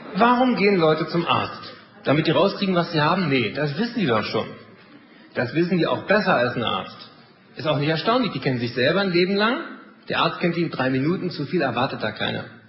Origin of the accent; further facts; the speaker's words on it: Germany; wir sind da als Deutsche